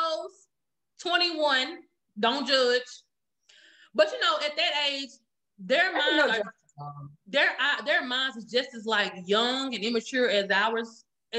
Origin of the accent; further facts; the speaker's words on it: Jackson, Mississippi, United States; I'm from Jackson, Mississippi